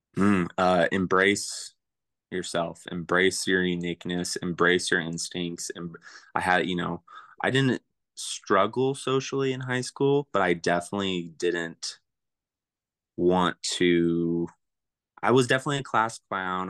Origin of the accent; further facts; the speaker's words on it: Springville, California, United States; also born or lived in Porterville, California / Coarsegold, California; I grew up in Springville, California, which is above Porterville